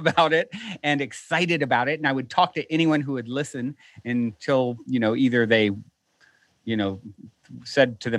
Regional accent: Virginia, United States; now in Los Angeles, United States; I was raised in Virginia, very conservative Christian

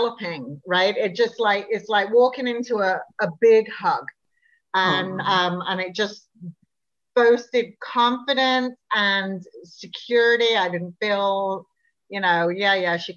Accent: England, United Kingdom; also born or lived in Prince Edward Island, Canada / Winnipeg, Canada; now in Montreal, Canada; I'm not from PEI. I'm from England originally

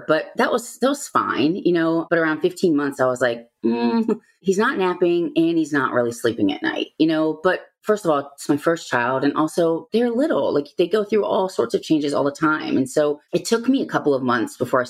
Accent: Virginia, United States; also born or lived in Georgia; we're both from Virginia

